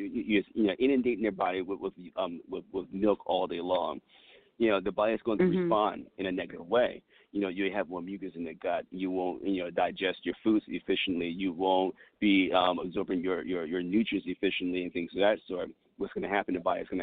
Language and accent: English; United States; I was born in America.